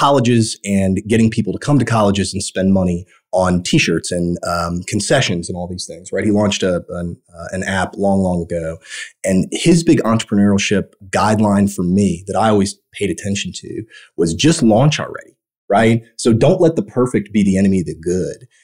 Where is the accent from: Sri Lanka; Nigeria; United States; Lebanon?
United States; Evansville, Indiana; I grew up in Evansville, Indiana